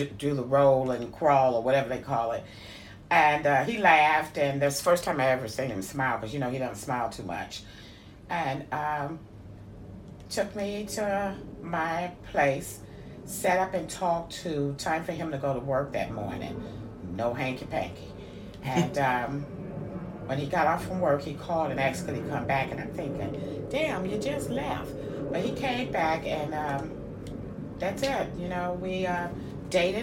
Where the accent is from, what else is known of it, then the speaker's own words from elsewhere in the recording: St. Louis, Missouri, United States; I grew up in St. Louis City